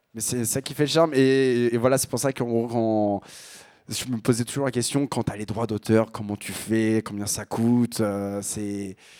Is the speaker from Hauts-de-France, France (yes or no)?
yes; Picardy, Hauts-de-France, France; accent: Picard; Je viens de Picardie